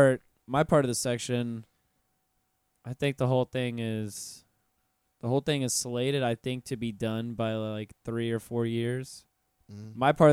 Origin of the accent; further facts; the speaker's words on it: North Florida, United States; now in Orlando, United States; I'm from North Florida, mm-hmm. next to the beach as well.